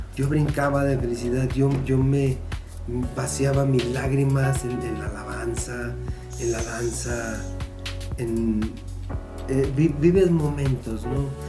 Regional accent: San Luis Potosí, Mexico; also born or lived in Monterrey; llegando a mi tierra, mis doctores, mis paisanos

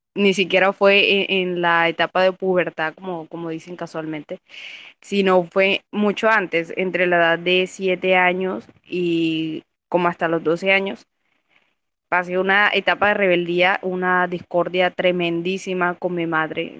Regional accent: Caribbean coast, Colombia; soy de Colombia, de la parte de la costa.

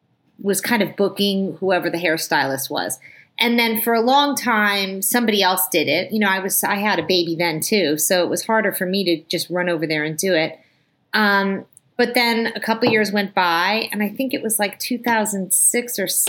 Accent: New Jersey, United States; moved away as an adult; also born or lived in New York City / Long Island / Connecticut; now in Los Angeles, United States; I went to high school in New Jersey.

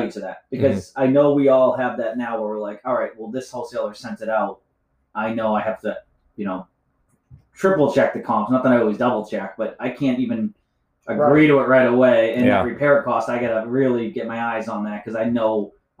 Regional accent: Boston, Massachusetts, United States; Like, I'm from Boston.

